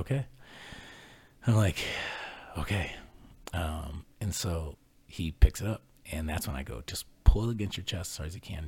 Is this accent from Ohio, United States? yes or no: yes; Ohio, United States; I grew up in Ohio